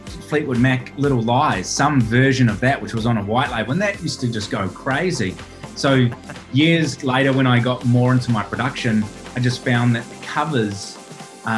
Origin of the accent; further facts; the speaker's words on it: Auckland, New Zealand; moved away as an adult; also born or lived in Middle East; now in Australia; I grew up in Auckland, New Zealand